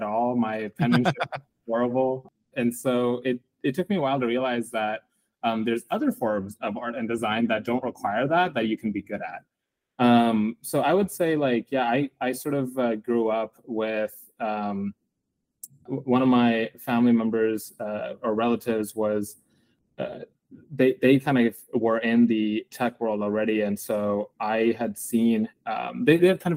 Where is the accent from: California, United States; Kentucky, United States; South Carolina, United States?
California, United States; East Bay, San Francisco Bay Area; born or raised there